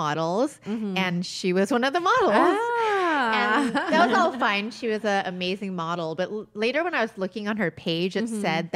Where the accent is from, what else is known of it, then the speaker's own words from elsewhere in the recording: Upland, California, United States; I'm from Upland